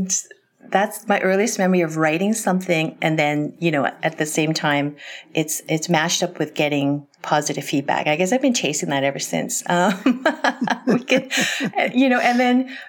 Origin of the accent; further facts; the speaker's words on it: Canada; I'm from Canada.